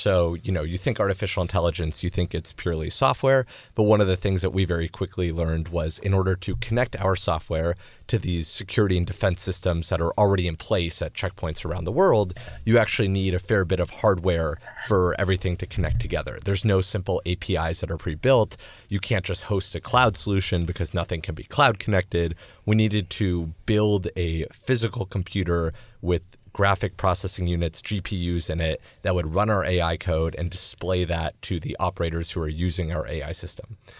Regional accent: Los Angeles, California, United States; I grew up in Los Angeles

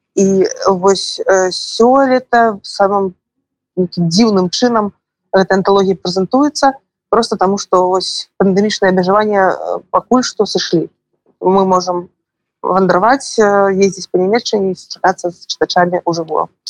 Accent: Belarus; як беларусы

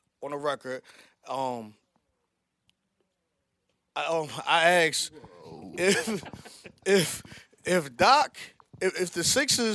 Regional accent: Philadelphia, Pennsylvania, United States; we're from Philly

